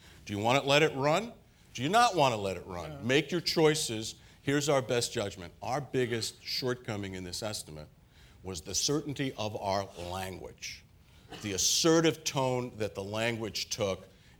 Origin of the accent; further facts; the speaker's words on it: Queens, New York, United States; Where I grew up in Queens, we used to talk like